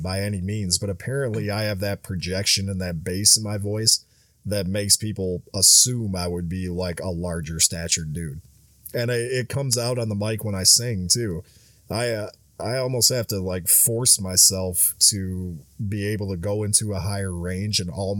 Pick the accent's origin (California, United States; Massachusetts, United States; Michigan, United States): Michigan, United States; also born or lived in Louisiana; I'm like, no, I spent a few years in Louisiana and I kind of had to adopt the accent. I'm actually from Michigan.